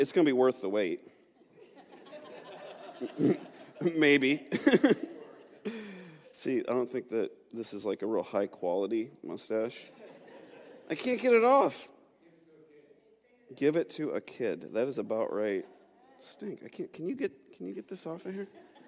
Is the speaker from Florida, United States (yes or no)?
no; New York, United States; now in Pittsburgh, United States; moving here to Pittsburgh. I'm not from Pittsburgh. I'm from Western New York. And moving here at a young age, just kind of coming to this new place